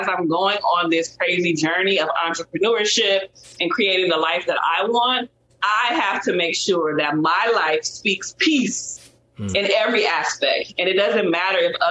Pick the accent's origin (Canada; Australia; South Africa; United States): United States; Compton, California; I grew up in Compton, California